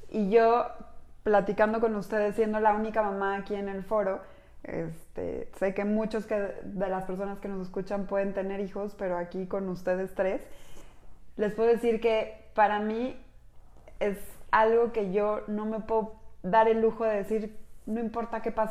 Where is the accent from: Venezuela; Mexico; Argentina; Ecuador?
Mexico; Somos mujeres mexicanas